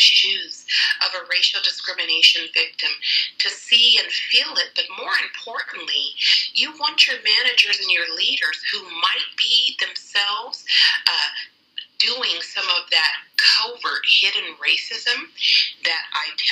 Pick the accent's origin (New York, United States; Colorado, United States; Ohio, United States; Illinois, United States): Colorado, United States; Colorado Springs; I am a Colorado native. I was born and raised in Colorado Springs